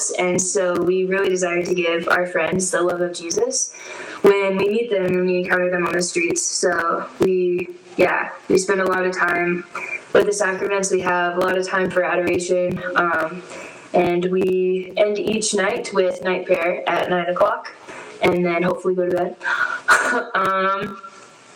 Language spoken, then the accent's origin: English; Nicholasville, Kentucky, United States; moved away as an adult; now in Denver, United States; I'm from Nicholasville, Kentucky